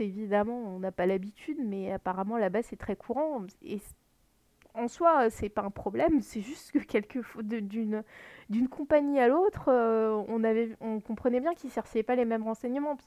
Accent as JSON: {"language": "French", "area": "Lorraine", "region": "Grand Est", "country": "France", "tie": "born or raised there", "said": "je suis née en Lorraine"}